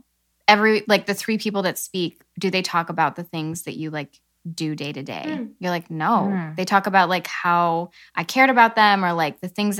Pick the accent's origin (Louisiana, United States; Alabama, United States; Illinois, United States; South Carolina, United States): Illinois, United States; growing up in Illinois